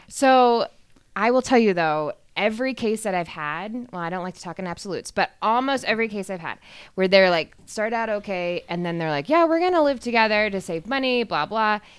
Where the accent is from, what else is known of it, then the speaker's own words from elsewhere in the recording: Austin, Texas, United States; moved away as an adult; now in Denver, United States; I'm originally from Austin, Texas